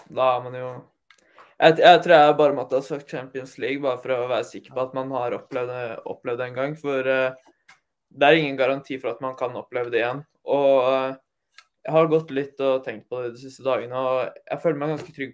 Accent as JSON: {"language": "Norwegian", "region": "Møre og Romsdal", "country": "Norway", "said": "Jeg, er som sunnmøring"}